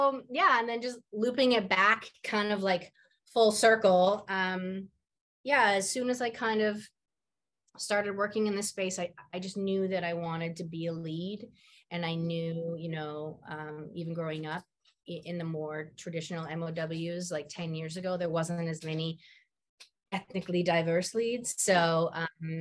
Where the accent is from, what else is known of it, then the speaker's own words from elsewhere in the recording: Vancouver, British Columbia, Canada; moved away as an adult; now in Toronto, Canada; I'm from Vancouver. My parents still live in Vancouver. I live in Toronto